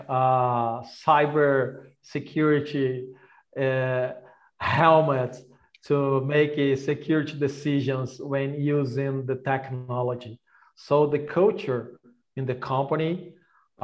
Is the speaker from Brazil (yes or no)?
yes; Brazil; I'm born and raised in Brazil